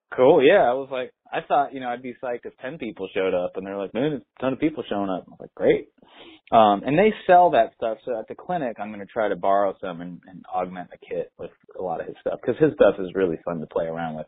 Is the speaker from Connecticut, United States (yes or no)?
yes; Connecticut, United States; also born or lived in San Francisco, California; grew up my whole life basically where I live now. I bought a house, a town, one town away from where I grew up uh, in Connecticut